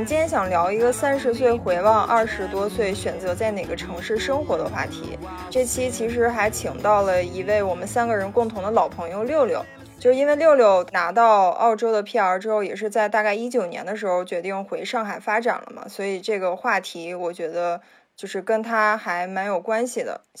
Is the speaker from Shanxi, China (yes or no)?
no; Handan, Hebei, China; moved away; 我的家乡就是邯郸。呃，它是一个位于河北省南部的一个城市，也被称为是成语之乡。